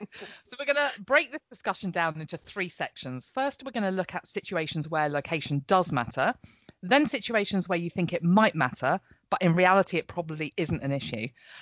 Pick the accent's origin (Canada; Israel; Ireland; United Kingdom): United Kingdom; Buckinghamshire, South East England; also born or lived in Portsmouth / London; now in Norfolk, United Kingdom; I grew up in Buckinghamshire, was educated in Portsmouth, then I lived in London, and had only actually moved to Norfolk 15 years ago.